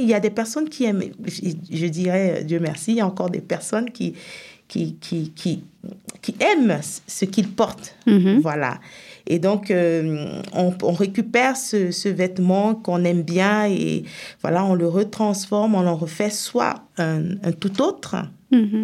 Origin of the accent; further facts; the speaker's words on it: Cameroon; moved away as an adult; also born or lived in Senegal / France; now in Epinal, France; je suis camerounaise à la base